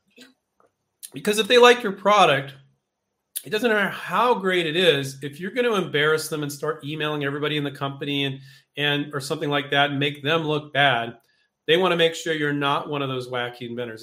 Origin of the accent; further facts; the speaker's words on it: Silicon Valley, California, United States; moved away as an adult; now in Henderson, United States; I grew up in Silicon Valley